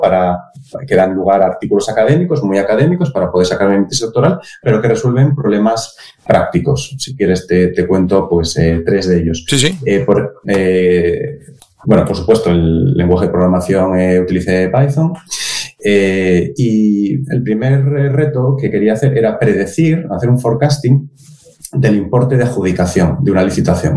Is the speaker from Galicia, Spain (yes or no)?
no; Oviedo, Asturias, Spain; Nacido, estudiado y trabajando en Oviedo